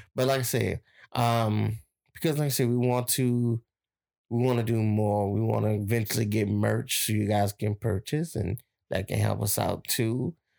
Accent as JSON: {"language": "English", "area": "Plaquemines Parish", "region": "Louisiana", "country": "United States", "tie": "born or raised there", "said": "my hometown"}